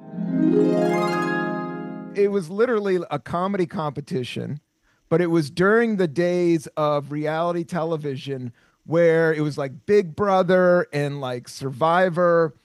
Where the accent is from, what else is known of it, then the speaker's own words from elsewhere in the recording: the South, United States; I grew up a lot in the South